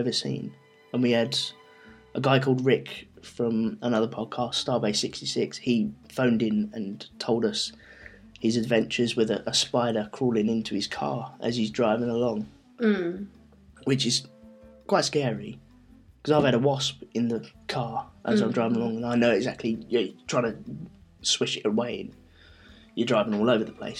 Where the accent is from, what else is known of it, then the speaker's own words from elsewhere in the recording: London, United Kingdom; we're from London